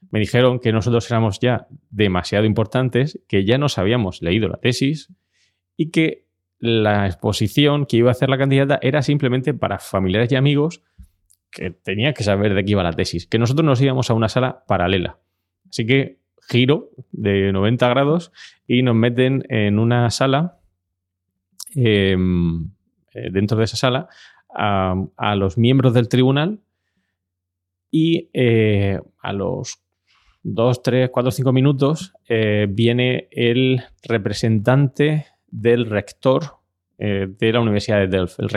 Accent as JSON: {"language": "Spanish", "country": "Spain", "said": "me había tomado un café y como sabéis venimos de España."}